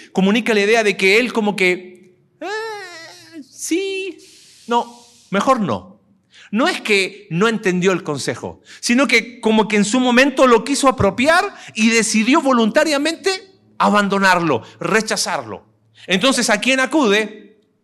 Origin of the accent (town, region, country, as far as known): Mexico